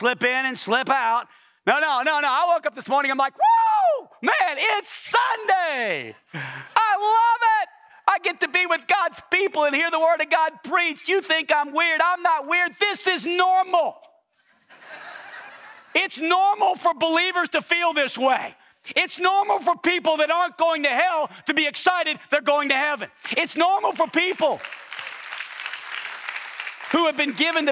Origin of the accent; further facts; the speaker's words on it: New Orleans, Louisiana, United States; now in Arkansas, United States; I'm from New Orleans, Louisiana